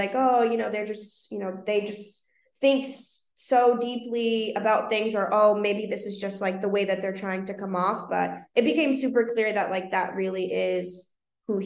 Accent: Boston, Massachusetts, United States; I'm from Boston, born and raised, I'm from Dorchester specifically

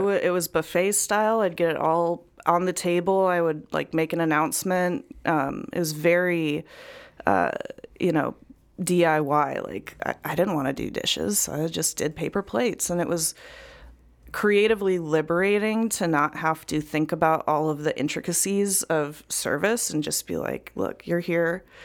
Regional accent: Chillicothe, Illinois, United States; moved away as an adult; also born or lived in Mineral Point, Wisconsin; I was born in Mineral Point, which is a little town in Wisconsin, um, but I grew up in Central Illinois in a town called Chillicothe, which is also very small.

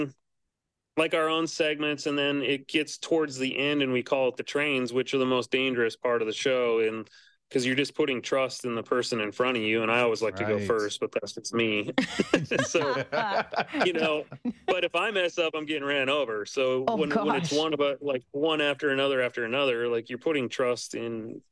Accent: Montana, United States; also born or lived in California; I was born and raised in Montana

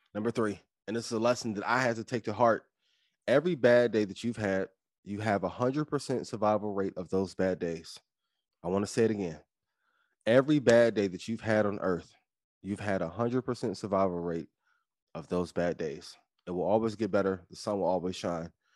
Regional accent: East Chicago, Indiana, United States; moved away; I'm from East Chicago, Indiana, my, some of my family still in, in East Chicago, Indiana to this day.

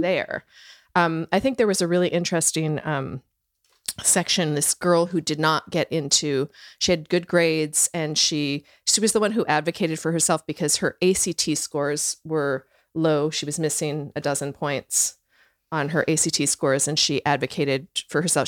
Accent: Canada; moved away; I'm Canadian and we didn't, it's a different system

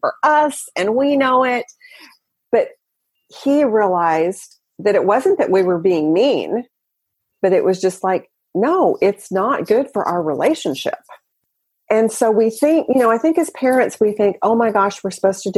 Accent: the South, United States; I grew up in the South

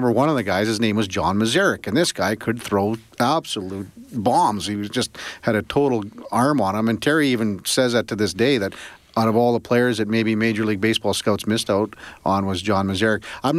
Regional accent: Melville, Saskatchewan, Canada; growing up in Melville

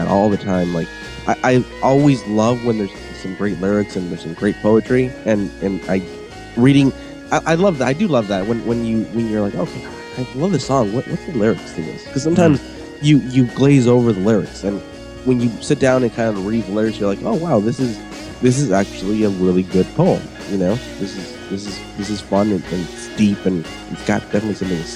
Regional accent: Los Angeles, California, United States; where I'm from

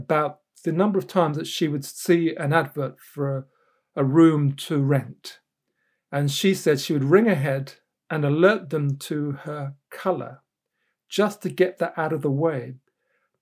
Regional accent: Luton, East of England, United Kingdom; When I was growing up in Luton in the late 1960s and 70s, we didn't have television until 1972 in my Jamaican household

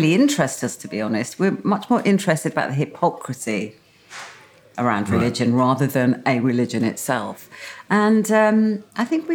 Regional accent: Birmingham, West Midlands, United Kingdom; being a Brummie, we were very, very far from the sea.

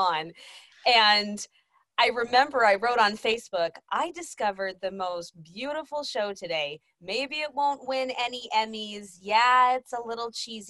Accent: Texas, United States; I'm from Texas

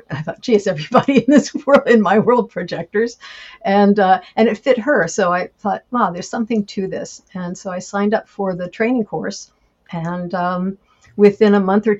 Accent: Washington, District of Columbia, United States; also born or lived in France; I was born in Washington, D.C., and I grew up in the D.C. suburbs and had a lovely childhood

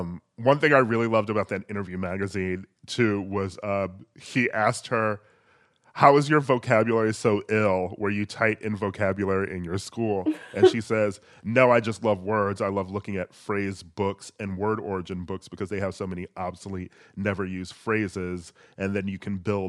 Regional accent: Midwest, United States; just sort of like a black kid growing up in the Midwest who mainly listened to like a lot of hip hop and R&B

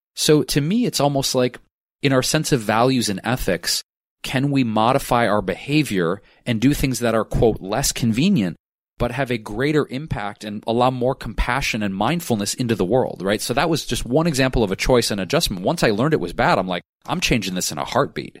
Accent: Detroit, Michigan, United States; now in Los Angeles, United States; my entire life growing up in Detroit

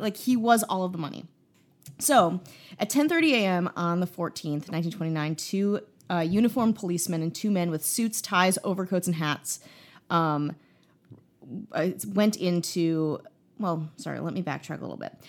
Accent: Midwest, United States; moved away; also born or lived in Chicago; I'm from the Midwest, so it feels like home

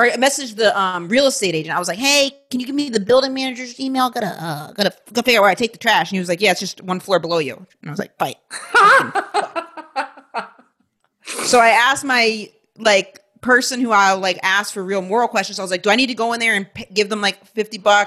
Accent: Maine, United States; I'm growing up in Maine

